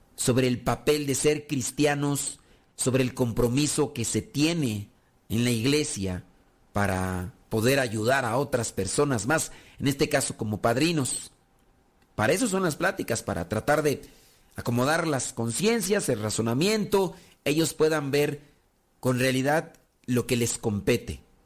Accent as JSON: {"language": "Spanish", "country": "Mexico", "said": "nosotros que somos de México"}